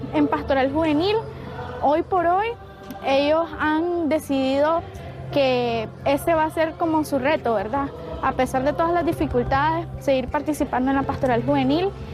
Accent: Nicaragua; como nicaragüense

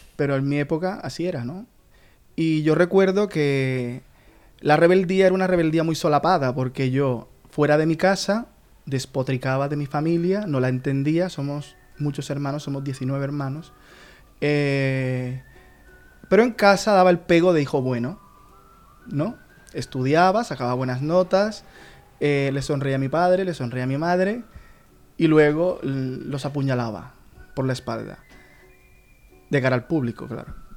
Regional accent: Colombia; now in Murcia, Spain; soy colombiano.

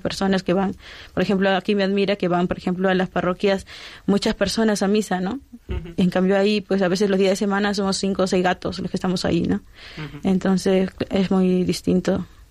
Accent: Lima, Peru; moved away as an adult; now in Spain; me fui a Lima, a mi tierra

